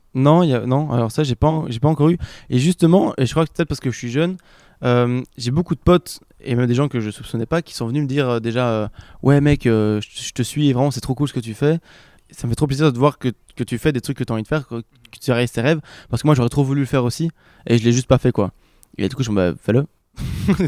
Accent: Belgium; je viens de Belgique

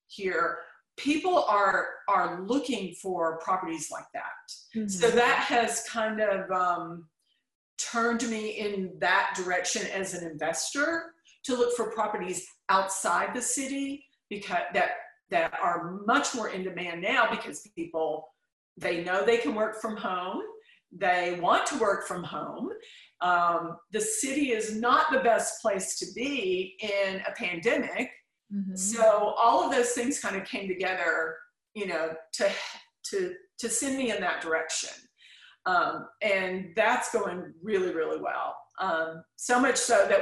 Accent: Chattanooga, Tennessee, United States; now in Nashville, United States; I was born in Chattanooga

